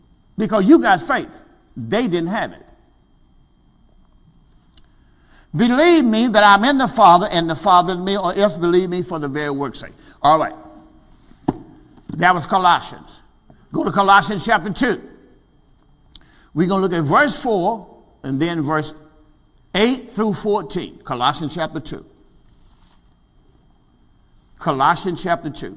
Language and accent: English; Mississippi, United States; I'm from Mississippi, the country